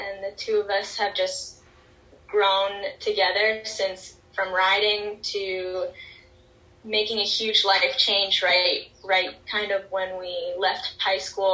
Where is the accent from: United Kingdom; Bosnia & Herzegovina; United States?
United States; South Florida; growing up in South Florida, being right on the water